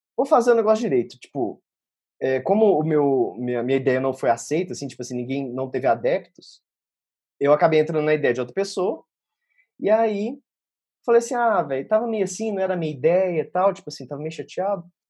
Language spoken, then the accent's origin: Portuguese; Belo Horizonte, Minas Gerais, Brazil; first language Portuguese; moved away as an adult; also born or lived in Australia; eu saí de Belo Horizonte